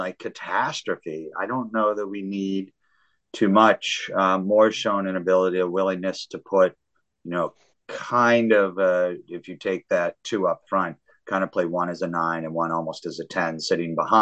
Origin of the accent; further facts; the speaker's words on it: New England, United States; I'm from New England